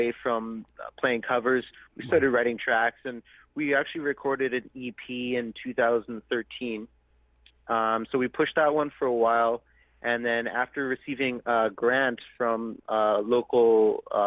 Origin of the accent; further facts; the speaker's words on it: Prince Albert, Saskatchewan, Canada; moved away as an adult; now in Edmonton, Canada; I was born and raised in Prince Albert, Saskatchewan, and then I moved when I was 18 to study music to Edmonton, Alberta